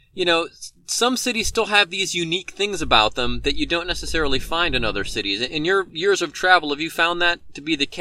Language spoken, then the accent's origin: English; Cleveland, Ohio, United States; now in Cincinnati, United States; where I grew up in Cleveland, it was what you would call a mall suburb